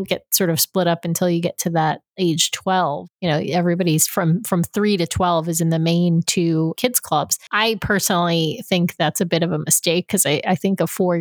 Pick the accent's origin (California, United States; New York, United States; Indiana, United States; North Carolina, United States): New York, United States; Long Island; I grew up in Long Island, New York